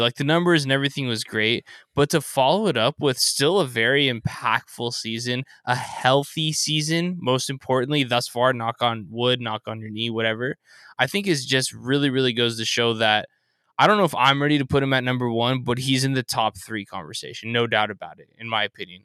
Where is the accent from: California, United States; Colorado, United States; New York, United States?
California, United States; Southern; growing up in SoCal